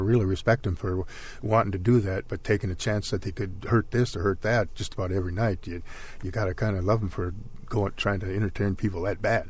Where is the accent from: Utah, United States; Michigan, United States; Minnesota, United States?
Minnesota, United States; Princeton; my hometown is in Princeton, Minnesota